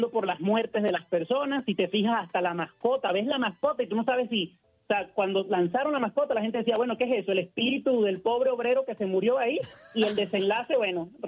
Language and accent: Spanish; Venezuela; ya tengo siete años aquí. Yo soy de Venezuela.